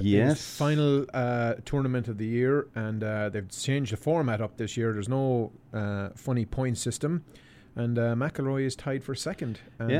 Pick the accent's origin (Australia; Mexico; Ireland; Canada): Ireland; Abbeyleix, Laois; born or raised there